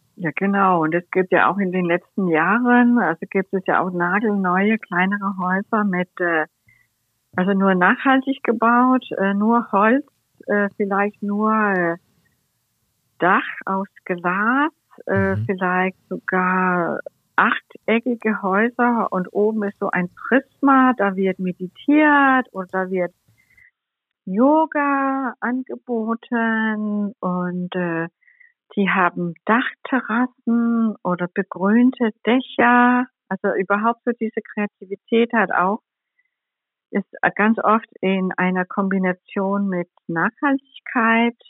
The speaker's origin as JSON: {"language": "German", "town": "Copenhagen", "region": "Capital Region of Denmark", "country": "Denmark", "tie": "born or raised there", "also_born_or_lived": "Cologne / Berlin", "second_language": "German", "moved": "as an adult", "said": "meine Lieblingsstadt, meine Heimatstadt"}